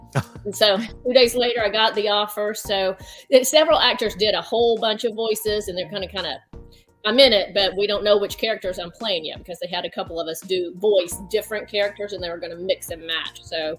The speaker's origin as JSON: {"language": "English", "region": "Tennessee", "country": "United States", "lives_now": "South Carolina, United States", "said": "I'm from Tennessee. I know people from Arkansas."}